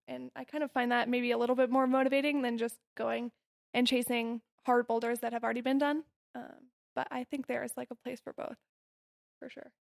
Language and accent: English; Denver or Golden, Colorado, United States; I'm from Denver or Golden, Colorado